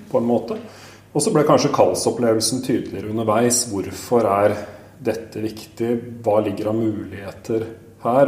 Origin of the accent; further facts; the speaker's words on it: Askim, Østfold, Norway; født og oppvokst i Askim i Østfold